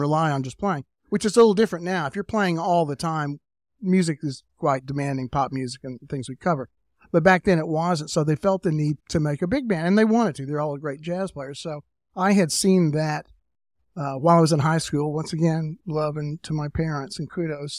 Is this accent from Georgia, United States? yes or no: no; Tullahoma, Tennessee, United States; I'm from Tullahoma, Tennessee, which is about an hour and a half south of Nashville.